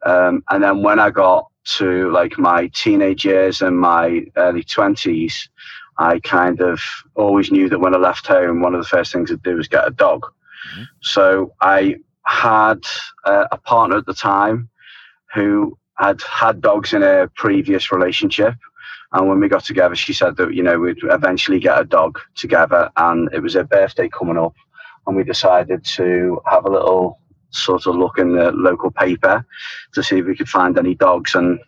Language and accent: English; Merseyside, North West England, United Kingdom; I am from Merseyside in England. So the most famous part of our little county is Liverpool, where … are from, and also James Bond.